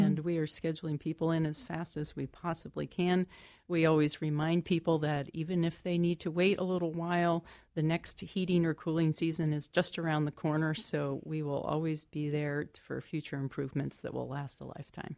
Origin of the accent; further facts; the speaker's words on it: Liberty, Maine, United States; I am from Liberty, which is in western Waldo County